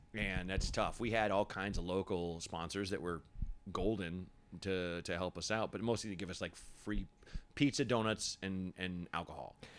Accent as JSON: {"language": "English", "town": "Portland", "region": "Oregon", "country": "United States", "tie": "born or raised there", "also_born_or_lived": "Chicago / Los Angeles", "moved": "yes", "said": "was born in Chicago, but I grew up in Portland."}